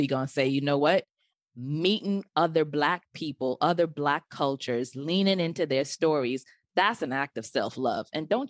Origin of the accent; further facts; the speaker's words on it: Nigeria; I remember I was like, I ain't telling nobody I'm the Nigerian, because they got the 419 scams.